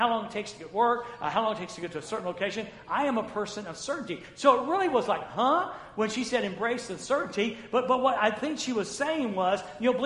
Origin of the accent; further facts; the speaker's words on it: North Florida, United States; moved away; I was raised in the South, in Florida. It was North Florida, but it was Florida.